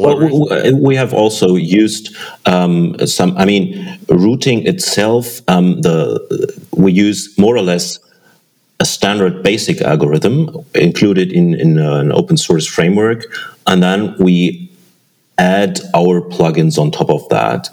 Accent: Germany; I'm from Germany

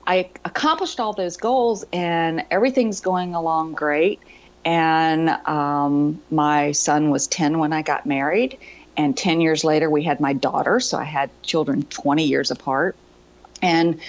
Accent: Virginia, United States; I grew up in Virginia

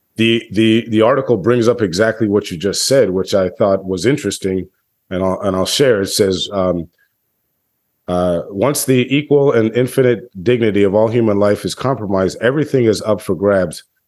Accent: United States; as an American in twenty twenty-three

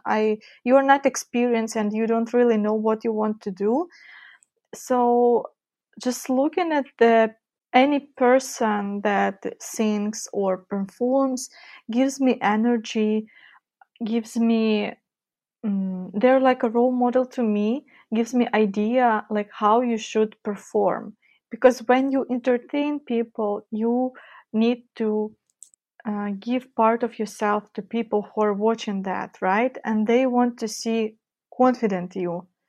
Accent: Donetsk, Donetsk Oblast, Ukraine; now in Kyiv, Ukraine; I was born and grown in Ukraine, just not in Kyiv, where I currently live. I was born in east part of Ukraine, where the war is, Donetsk

